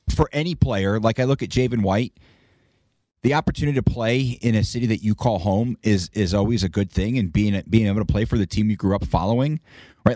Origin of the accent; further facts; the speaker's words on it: Northeast, United States; now in Las Vegas, United States; I grew up in the Northeast